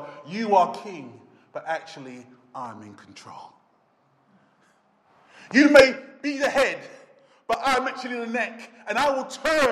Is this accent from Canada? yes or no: no; United Kingdom; we're British